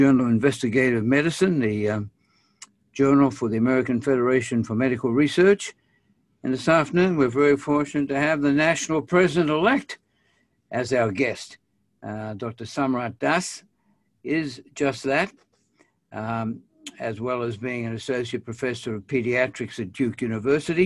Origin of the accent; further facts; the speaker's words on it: Australia; I'm an Australian